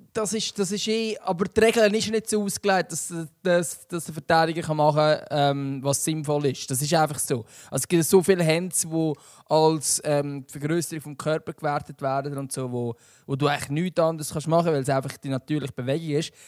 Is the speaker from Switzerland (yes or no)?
yes; Switzerland; wir Schweizer